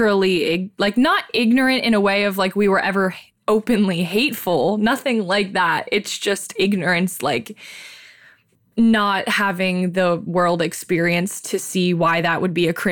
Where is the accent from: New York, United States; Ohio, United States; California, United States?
Ohio, United States; Silver Lake; extremely white girls growing up in Silver Lake, Ohio, which is also really white